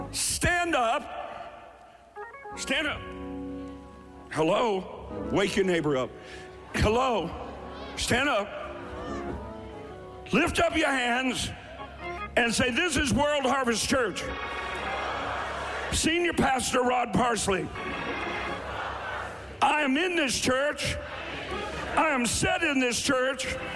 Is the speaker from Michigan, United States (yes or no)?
no; Eastern Kentucky, United States; now in Ohio, United States; I'm from Eastern Kentucky.